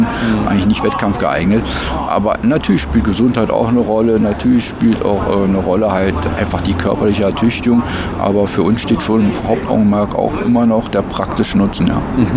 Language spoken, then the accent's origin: German; Germany; bei uns in Deutschland